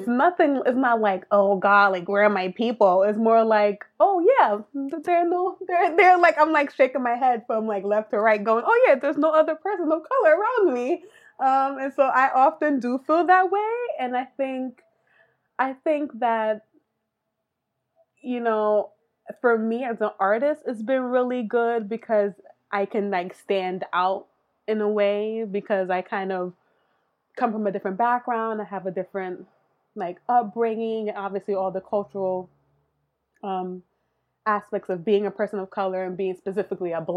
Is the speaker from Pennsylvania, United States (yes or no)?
no; New York City, New York, United States; also born or lived in Miami; I was born in Miami, but we moved to New York when I was like three or four. And so I grew up in Brooklyn.